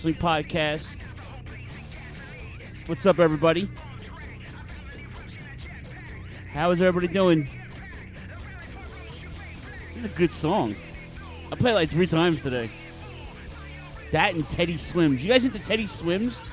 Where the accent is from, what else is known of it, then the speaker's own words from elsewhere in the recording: New York City, New York, United States; my hometown of Queens, New York